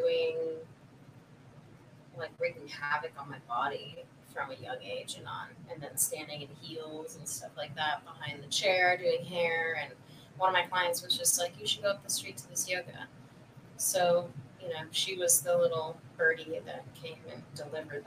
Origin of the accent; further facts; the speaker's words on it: Chicago, Illinois, United States; I'm from Chicago